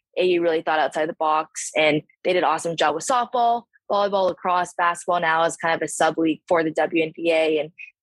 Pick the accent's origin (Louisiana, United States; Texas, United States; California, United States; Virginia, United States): California, United States; moved away as an adult; also born or lived in Chicago; now in Miami, United States; I'm from California.